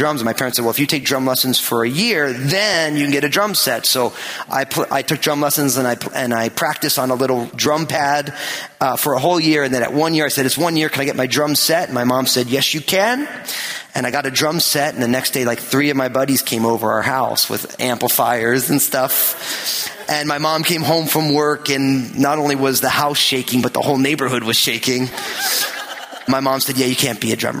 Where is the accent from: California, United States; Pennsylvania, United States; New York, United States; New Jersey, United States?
New Jersey, United States; I was born in New Jersey and raised there